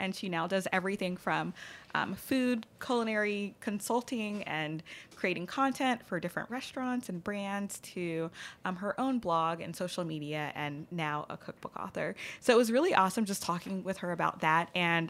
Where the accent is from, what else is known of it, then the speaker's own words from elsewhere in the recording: Baton Rouge, Louisiana, United States; moved away as an adult; also born or lived in Los Angeles; Born and raised in Baton Rouge, like birth until I left for college, and I went to school in L.A.